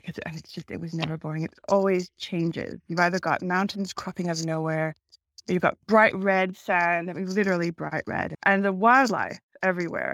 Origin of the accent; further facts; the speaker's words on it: Canada; moved away as an adult; also born or lived in Hong Kong; now in Cape Town, South Africa; I'm Canadian. I'm used to minus 20 winters